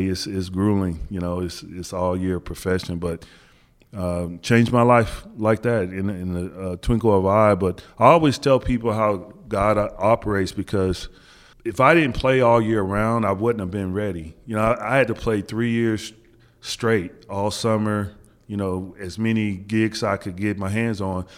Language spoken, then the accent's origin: English; Wichita, Kansas, United States; moved away as an adult; growing up in Wichita, Kansas, we used to get a lot of the Big East games